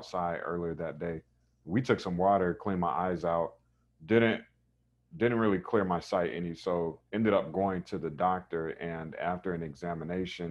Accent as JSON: {"language": "English", "town": "Raleigh", "region": "North Carolina", "country": "United States", "tie": "born or raised there", "said": "I grew up in Raleigh, North Carolina. So East Coast kid."}